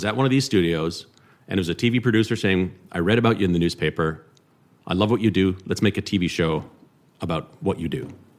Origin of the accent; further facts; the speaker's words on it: Gatineau, Quebec, Canada; moved away as an adult; also born or lived in Toronto; I grew up in Hull, Quebec, just across the river there, where Ottawa goes to party.